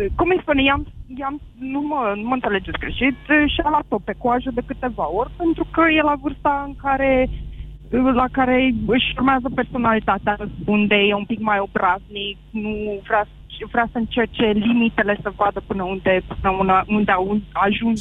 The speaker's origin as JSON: {"language": "Romanian", "country": "Romania", "moved": "as an adult", "lives_now": "Bristol, United Kingdom", "said": "Am plecat de acasă din România cu o valiză la 24 de ani"}